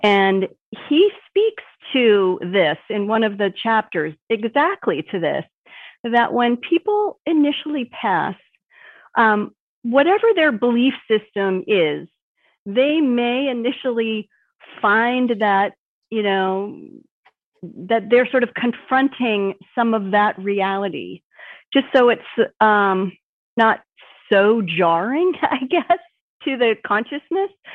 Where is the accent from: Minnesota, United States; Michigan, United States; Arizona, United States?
Minnesota, United States; moved away; also born or lived in Boston area / California; I grew up here in Minnesota